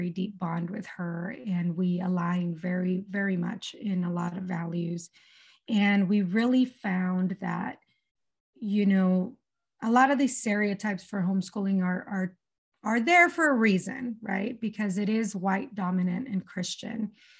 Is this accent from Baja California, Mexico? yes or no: no; Mazatlan, Sinaloa, Mexico; first language Spanish; English is a second language; also born or lived in El Paso, United States; now in United States; I'm a native Spanish speaker. I was born in El Paso in Texas. But when I was months old, my family, we moved back to Mexico. I'm from Mazatlan, Sinaloa.